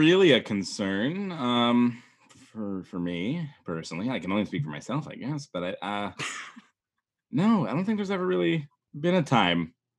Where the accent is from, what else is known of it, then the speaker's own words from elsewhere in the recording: Washington, United States; I say I'm from Washington, and they all go, DC, and I'm like, no.